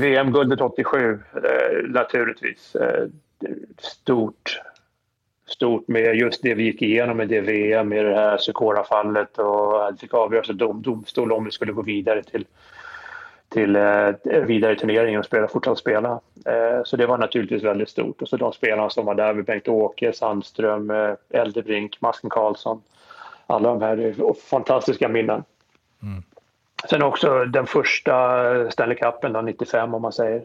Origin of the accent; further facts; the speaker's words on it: Stockholm, Stockholm County, Sweden; moved away as an adult; now in New Jersey, United States; Jag är född på Östermalm. Eh, bodde, flyttade från Östermalm till Tensta